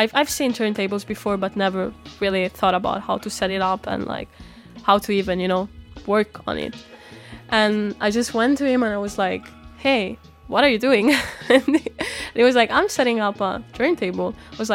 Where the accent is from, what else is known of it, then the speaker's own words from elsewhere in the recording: northern Italy, Italy; moved away as an adult; also born or lived in Denmark / Albania; now in Copenhagen, Denmark; until I was 19 years old, I've been growing up in Italy, in the north of Italy